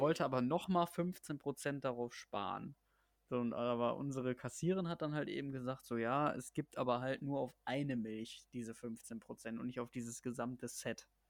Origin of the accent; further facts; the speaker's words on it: Germany; selbst als Deutscher